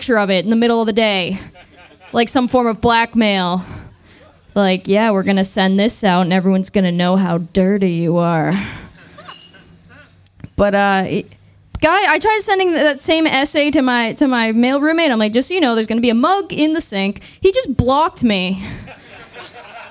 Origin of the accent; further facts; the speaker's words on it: Massachusetts, United States; moved away as an adult; now in Austin, United States; I'm originally from Massachusetts. I moved to Austin about a year ago